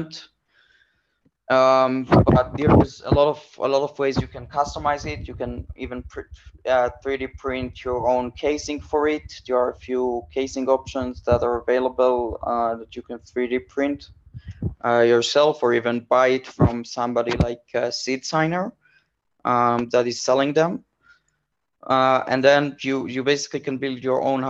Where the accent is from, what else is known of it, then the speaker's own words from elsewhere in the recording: Israel; moved away as an adult; I grew up in Israel